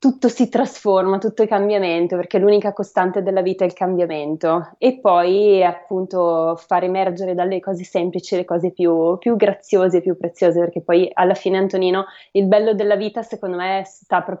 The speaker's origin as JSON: {"language": "Italian", "town": "Bergamo", "region": "Lombardy", "country": "Italy", "tie": "born there", "said": "anche se sono nata a Bergamo, ma insomma ogni anno almeno due settimane devo vederlo."}